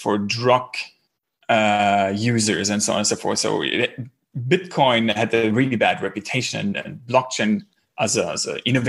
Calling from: Berlin, Germany; English is a second language; Yeah, I'm actually calling in from Berlin. So it's about 7 p.m. here.

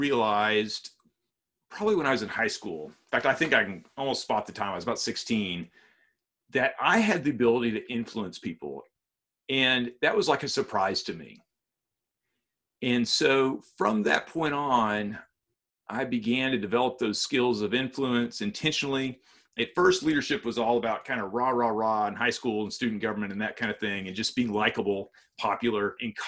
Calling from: Texas, United States; Yeah, I'm in East Texas.

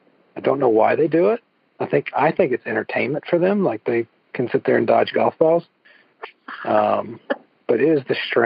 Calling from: Evans, Georgia, United States; I'm calling in from Evans, Georgia.

